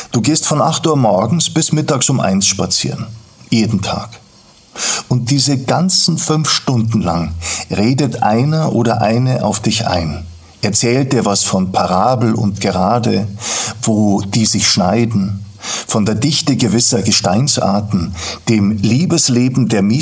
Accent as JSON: {"language": "German", "town": "Garching", "region": "Bavaria", "country": "Germany", "tie": "born or raised there", "said": "Aufgewachsen bin ich in Garching bei München, damals noch ein kleines, recht bäuerliches Dorf."}